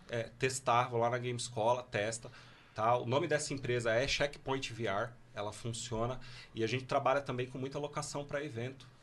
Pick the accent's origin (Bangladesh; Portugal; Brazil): Brazil; São Paulo; Eu sou de São Paulo